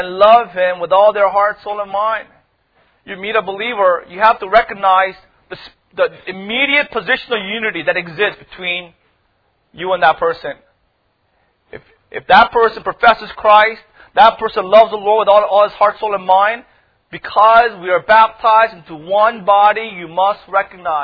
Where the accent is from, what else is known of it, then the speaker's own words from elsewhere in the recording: United States; they knew I was from America